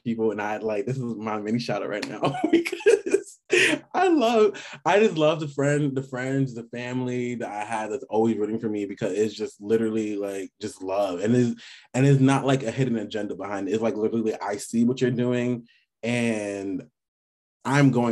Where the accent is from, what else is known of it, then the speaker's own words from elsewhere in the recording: New York City, New York, United States; I'm from New York City, by the way, and we are very cocky people